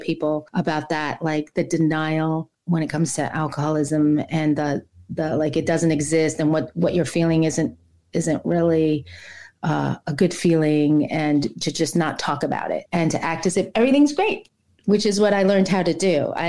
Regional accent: Brooklyn, New York, United States; also born or lived in Ohio; now in Savannah, United States; I'm from New York originally. I grew up there. I was born in Brooklyn and grew up in New York City, Queens, Long Island mostly, and a little bit in Ohio when my dad moved there for a few years.

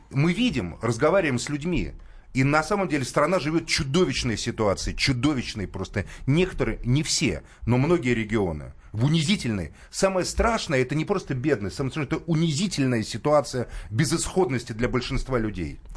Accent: Moscow, Russia; мы, мы как москвичи вас понимаем. Это У нас всю Москву разломали вот ради...

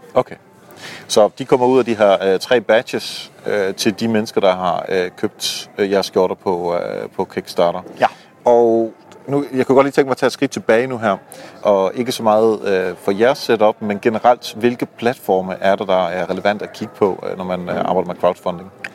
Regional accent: Netherlands; moved away; Jeg er jo hollænder, øh, hvor, øh, Kasper også bor. Øhm, så jeg var hjemme og, øh, besøge moderlandet

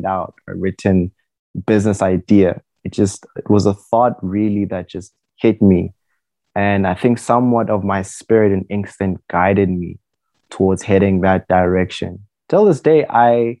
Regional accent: Pretoria, Gauteng, South Africa; I'm born and raised here in Pretoria West

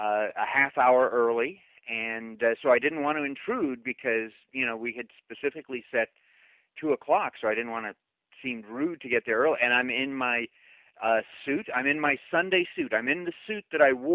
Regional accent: Glendale, California, United States; also born or lived in Tulsa, Oklahoma; I was born in Tulsa, Oklahoma, so I could have grown up, you know, just working on a cattle ranch and driving a pickup truck and all that. But fortunately, God blessed me and moved me out to Glendale, California, when I was just 5 years old

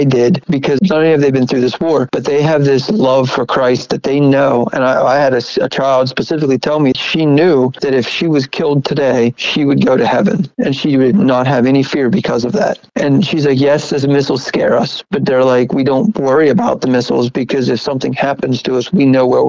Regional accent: United States; I'm an American who's never been to a war zone.

